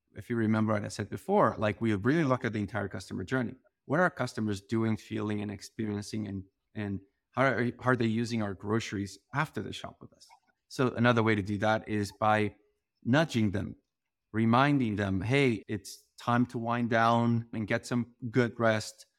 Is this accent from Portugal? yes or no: yes; Portugal; moved away; I grew up in this very small town in Portugal